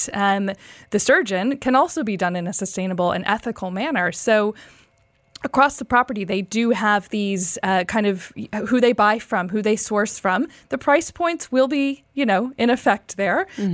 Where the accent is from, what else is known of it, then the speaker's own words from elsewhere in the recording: United States; moved away; as a child growing up in the United States